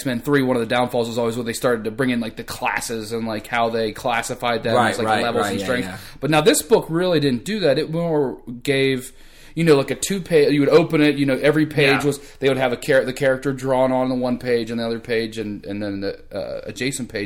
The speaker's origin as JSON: {"language": "English", "town": "St. Clairsville", "region": "Ohio", "country": "United States", "tie": "born or raised there", "said": "my hometown, we had a big mall that was there"}